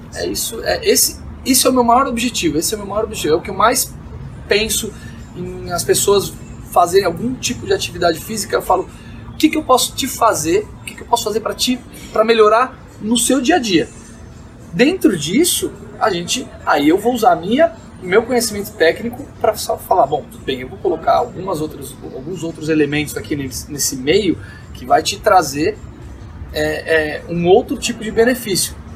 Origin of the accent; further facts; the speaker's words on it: Brazil; moved away as an adult; also born or lived in Las Vegas; Fui embora do Brasil, fiquei por volta, de um total de oito anos entre idas e vindas